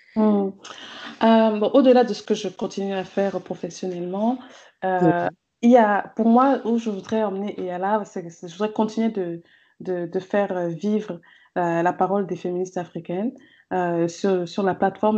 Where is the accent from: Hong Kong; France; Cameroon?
Cameroon; j'ai grandi au Cameroun euh, avec des parents camerounais